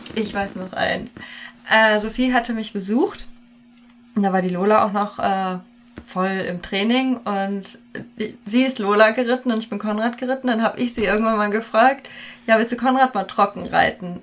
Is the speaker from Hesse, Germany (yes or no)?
yes; Hesse, Germany; wir kommen beide aus Hessen